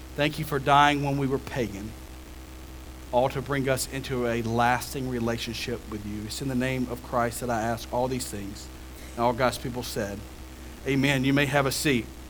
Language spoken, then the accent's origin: English; Jefferson County, Alabama, United States; I grew up in Jefferson County